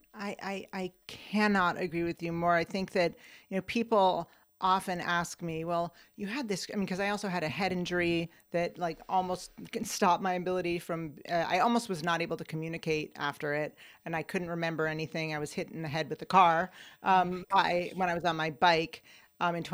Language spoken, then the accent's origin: English; Ithaca, New York, United States; moved away; my hometown of Ithaca, New York